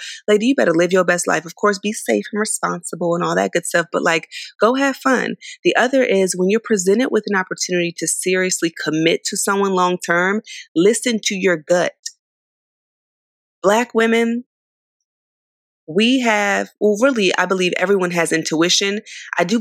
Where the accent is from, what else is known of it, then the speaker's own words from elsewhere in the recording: San Diego, California, United States; also born or lived in Philadelphia, Pennsylvania; I was born in Philly, raised in San Diego